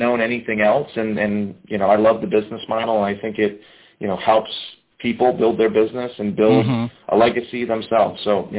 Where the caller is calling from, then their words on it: West Palm Beach, Florida, United States; I am in very hot West Palm Beach, Florida.